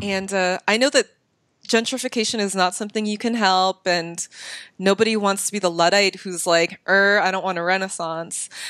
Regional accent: Bay Area, California, United States; I come from the Bay Area

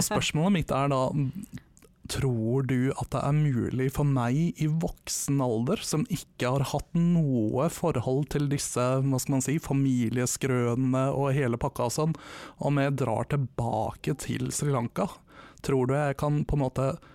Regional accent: Vestre Slidre, Innlandet, Norway; moved away; Vestre Slidre, som var den bitte lille bygda jeg vokste opp

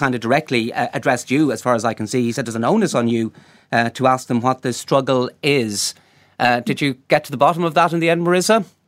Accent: Galway, Connacht, Ireland; I'm from Galway myself

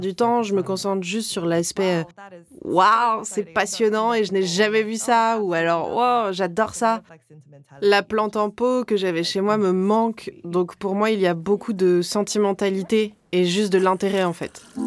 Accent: Cape Town, Western Cape, South Africa; also born or lived in Edinburgh, United Kingdom; Je suis originaire du Cap et mes parents viennent de Shanghai en Chine

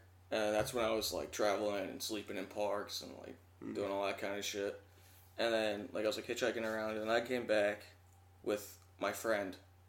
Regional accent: Roslyn, Pennsylvania, United States; also born or lived in Athens, Georgia / California; I moved when I was super young. I was like two or three when I moved to Pennsylvania, to right outside of Philly.

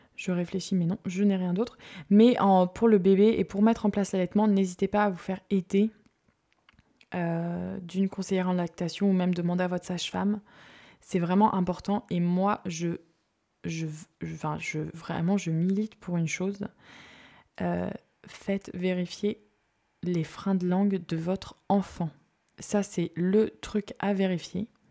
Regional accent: Marseille, Provence-Alpes-Côte d'Azur, France; moved away; Je viens de Marseille

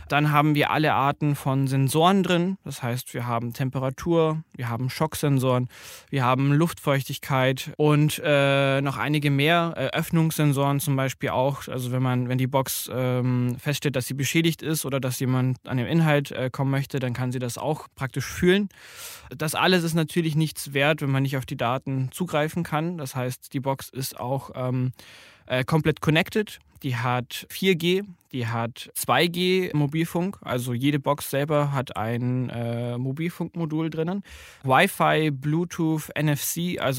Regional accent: Bavaria, Germany; ich komme ursprünglich aus Bayern, und bin der Group CEO von Living Packets.

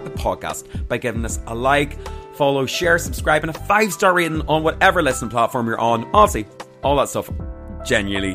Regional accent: Armagh, Northern Ireland, United Kingdom; I'm from Armagh. I'm country guy.

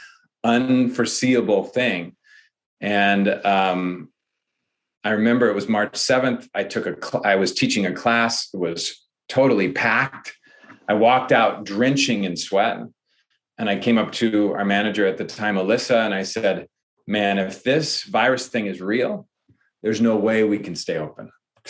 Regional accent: Ireland; I think this is a project that I think, because I'm Irish, right?

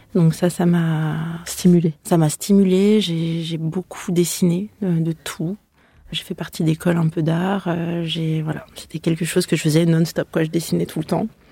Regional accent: Aix-les-Bains, Auvergne-Rhône-Alpes, France; also born or lived in Lausanne / Lyon; mon agence est basée à Lyon, mais moi, je viens d'Aix-les-Bains à la base

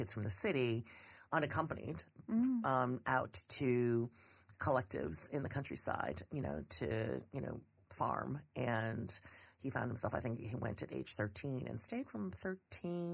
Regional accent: Cleveland, Ohio, United States; also born or lived in Columbus, Ohio; I was born in Columbus, Ohio. And then we eventually lived in Cleveland, Ohio, which is where I grew up.

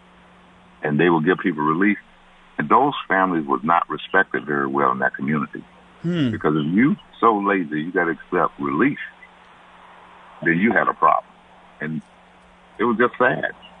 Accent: Birmingham, Alabama, United States; I'm from Birmingham

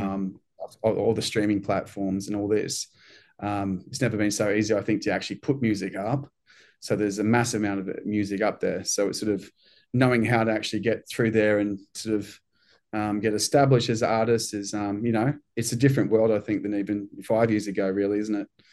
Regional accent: New Zealand; now in Australia; I'm from New Zealand

